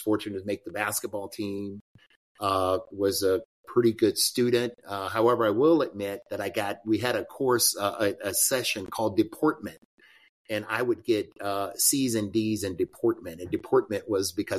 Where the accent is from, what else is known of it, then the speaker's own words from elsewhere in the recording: near Killen, Alabama, United States; also born or lived in Florence, Alabama; I'm a country boy from Alabama. So just going back to being born in a little town. Actually, I was born in Florence, but raised in Sinistar, which is a suburb of Killen, which is a suburb of Florence.